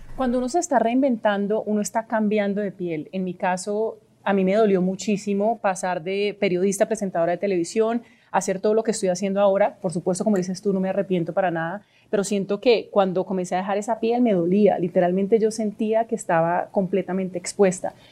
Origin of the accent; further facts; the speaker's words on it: Colombia; yo realmente lo siento como colombiana